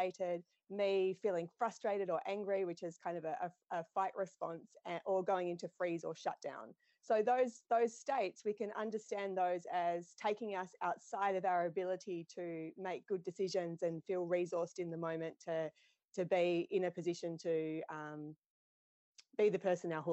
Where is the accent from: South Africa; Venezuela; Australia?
Australia; now in New Zealand; I competed growing up in Australia. So I'm from Australia originally, but I live in New Zealand